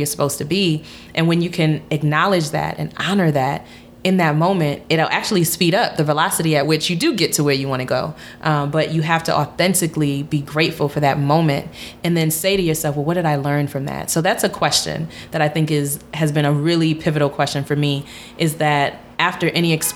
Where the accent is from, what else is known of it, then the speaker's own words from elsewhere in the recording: United States; being Ghanaian, growing up in America